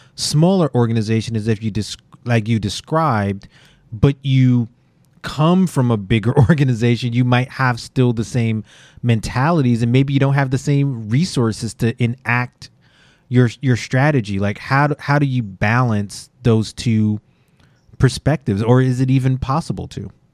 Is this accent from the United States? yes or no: yes; New York City, New York, United States; as a New Yorker and a Yankee fan and a Knicks fan